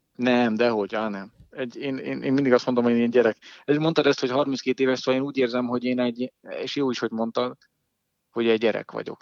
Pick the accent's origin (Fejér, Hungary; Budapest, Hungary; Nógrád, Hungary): Fejér, Hungary; Dunaújváros; és hát én is nagyjából ott nőttem fel.